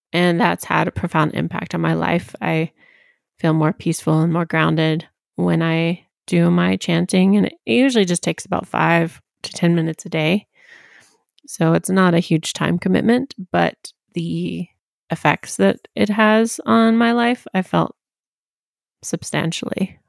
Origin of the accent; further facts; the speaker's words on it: Tennessee, United States; I was raised in Tennessee on the border of Virginia.